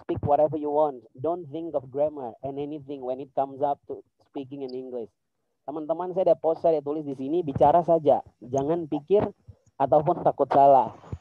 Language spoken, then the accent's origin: Indonesian; Serui, Papua, Indonesia; dulu saya dari Serui